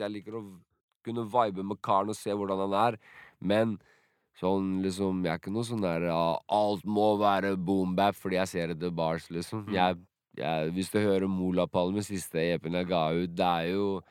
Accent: Sandefjord, Vestfold, Norway; also born or lived in Drenica, Kosovo; Jeg vokste opp rundt hele Sandefjord, egentlig. Flytta mye rundt.

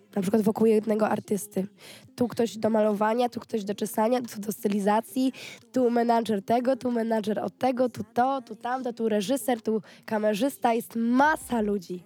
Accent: Gdańsk, Pomeranian Voivodeship, Poland; ja nie jestem z Warszawy, ja mhm. jestem z Gdańska

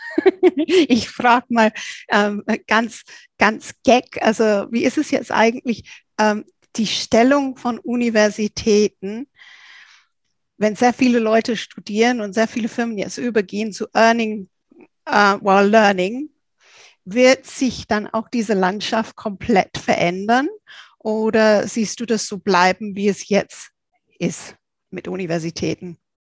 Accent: England, United Kingdom; now in Germany; als Engländerin

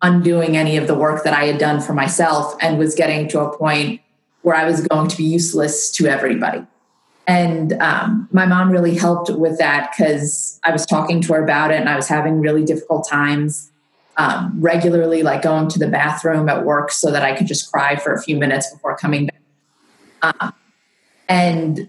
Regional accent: Long Island, New York, United States; moved away as an adult; also born or lived in Washington, District of Columbia, United States / Virginia; I grew up in New York on Long Island

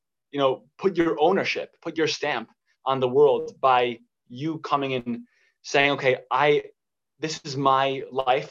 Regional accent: New York, United States; moved away as an adult; now in Turkey; I'm from New York.

